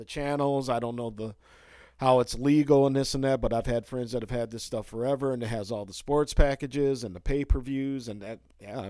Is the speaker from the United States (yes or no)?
yes; Chicago, Illinois, United States; I'm from Hardos. Chicago originally, so, you know, I'll sit around and watch a few innings of a Cubs game or something like that.